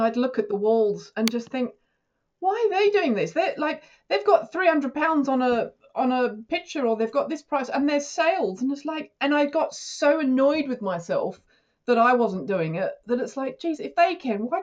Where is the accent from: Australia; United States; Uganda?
Australia; now in United Kingdom; being an Australian in the UK